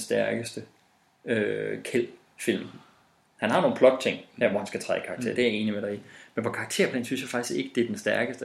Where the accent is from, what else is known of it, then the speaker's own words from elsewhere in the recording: West Jutland, Denmark; Men vi er også vestjyder